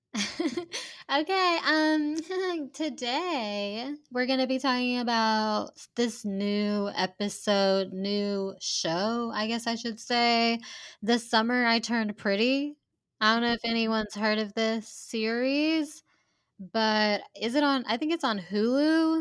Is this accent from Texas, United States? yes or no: no; Hoover, Alabama, United States; growing up in Hoover, where it is kind of, like, a wealthier community